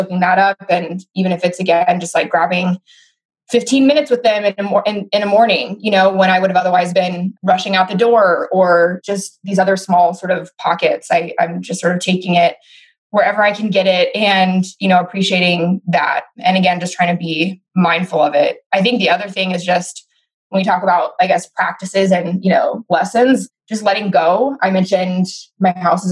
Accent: Oakland, California, United States; I'm from Oakland, California. Very proud to be Oakland born and raised.

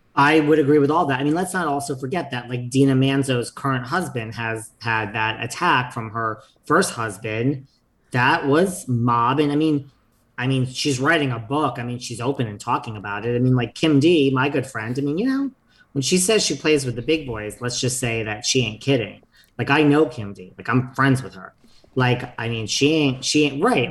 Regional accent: United States; I am from New York, New Jersey

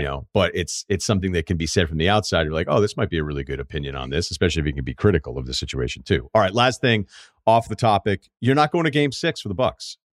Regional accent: Massachusetts, United States; I'm from Massachusetts

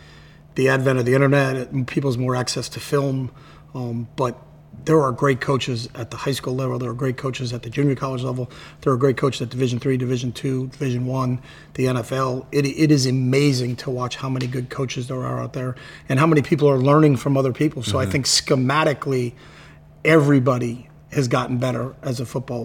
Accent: East Coast, United States; moved away; I grew up on the East Coast

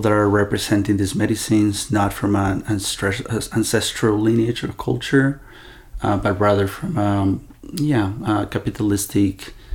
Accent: Ecuador; I was born in Ecuador from two mestizo parents

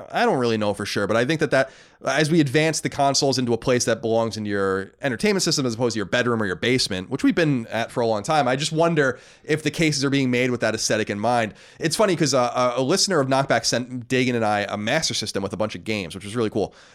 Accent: Long Island, New York, United States; moved away; I was born on Long Island in Mastic, that's right around the corner from me

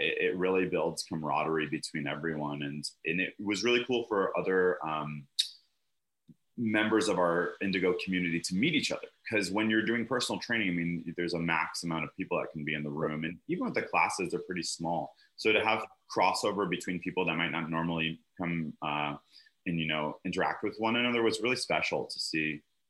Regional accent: Connecticut, United States; now in Los Angeles, United States; I'm from Connecticut. Trust me. There's a reason I moved out.

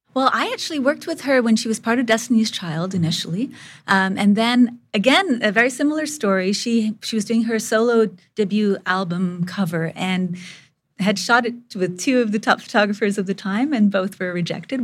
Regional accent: India; moved away; I grew up in India

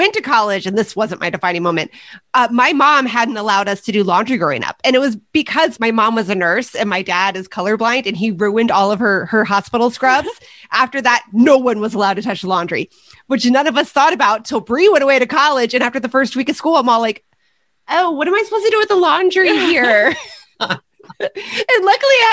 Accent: Midwest, United States; growing up in the Midwest

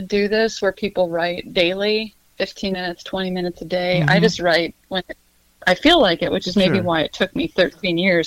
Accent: Montana, United States; growing up in Montana, you kind of love that Wild West sense

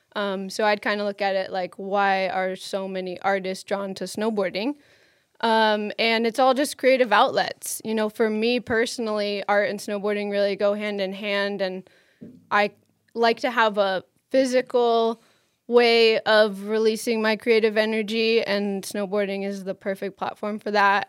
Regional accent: Maine, United States; moved away as an adult; also born or lived in Boulder; I grew up in Maine

